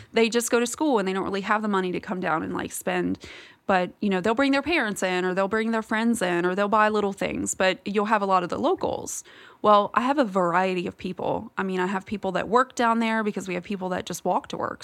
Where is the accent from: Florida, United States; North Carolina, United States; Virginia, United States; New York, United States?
Virginia, United States; moved away as an adult; I'm originally from Virginia, and I have lived here for almost, well, coming up on ten years now